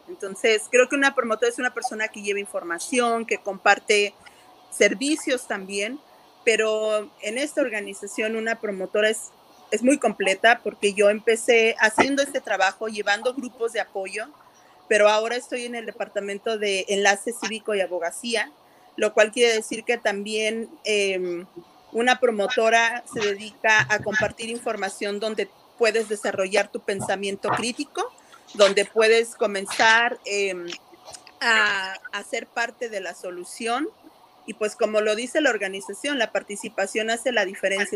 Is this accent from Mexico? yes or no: yes; Mexico; moved away as an adult; now in Santa Ana, United States; soy mexicana, soy promotora con Latinos Hot Access